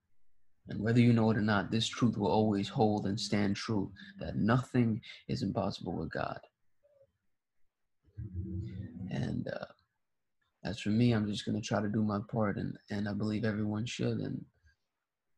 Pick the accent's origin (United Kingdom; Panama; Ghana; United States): Ghana; I was born in Ghana